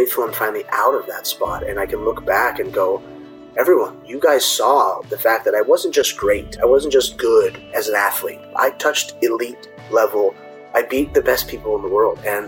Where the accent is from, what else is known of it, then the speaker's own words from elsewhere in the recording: Orange County, California, United States; I was born and raised here in Orange County